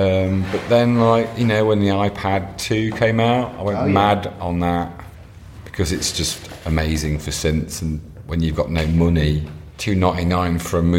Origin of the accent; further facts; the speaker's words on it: a village near Lincoln, East Midlands, United Kingdom; moved away; also born or lived in Nottingham; I'm from a village near Lincoln. But we both moved to Nottingham at a similar time